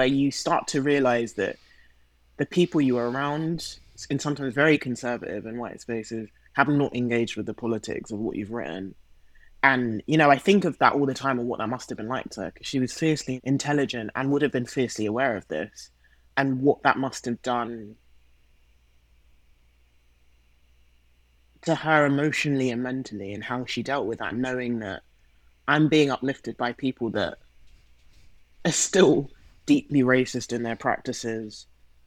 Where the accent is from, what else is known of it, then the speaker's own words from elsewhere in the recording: London, United Kingdom; accent: British; growing up in London in the 21st century